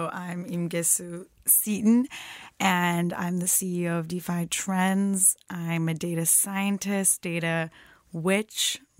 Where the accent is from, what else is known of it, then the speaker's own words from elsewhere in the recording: Turkey; I'm from Turkey.